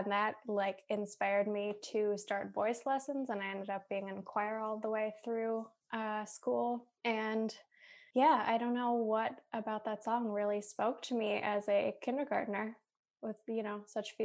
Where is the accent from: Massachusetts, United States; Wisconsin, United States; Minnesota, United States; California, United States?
Minnesota, United States; Minneapolis; moved away as an adult; also born or lived in Boston; now in Milwaukee, United States; I grew up in Minneapolis, but my mom grew up in Milwaukee